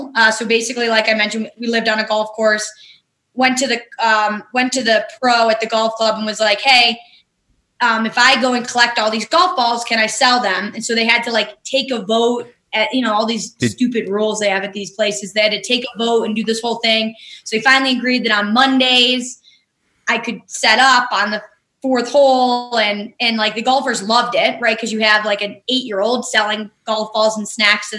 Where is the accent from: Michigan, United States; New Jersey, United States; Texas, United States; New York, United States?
New York, United States; East Aurora; I grew up outside of Buffalo in a town called East Aurora, grew up on a golf course